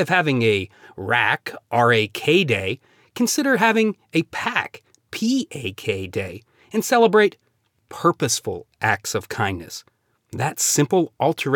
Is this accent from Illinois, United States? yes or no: no; Pennsylvania, United States; I grew up in Pennsylvania and loved Mr. Rogers' neighborhood as a kid